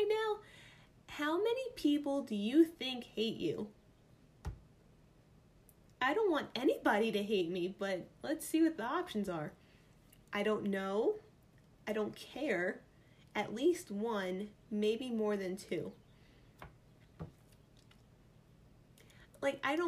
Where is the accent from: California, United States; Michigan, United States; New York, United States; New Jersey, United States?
New York, United States; accent: New York; my New York accent just came out there